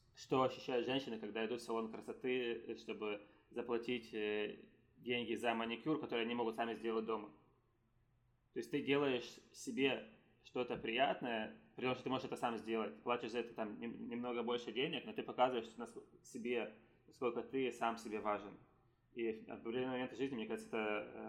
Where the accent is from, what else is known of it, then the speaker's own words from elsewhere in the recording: Ukraine; now in San Francisco, United States; я есть гражданином Украины, но я не живу там